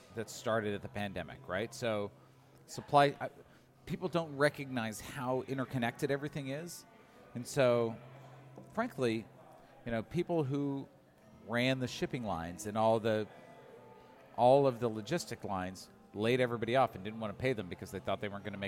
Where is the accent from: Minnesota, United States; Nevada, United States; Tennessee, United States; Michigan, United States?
Michigan, United States; Detroit; I grew up in Detroit.